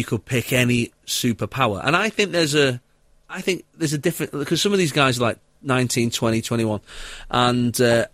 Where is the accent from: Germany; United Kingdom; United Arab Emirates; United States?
United Kingdom; Salford, North West England; I was born in Salford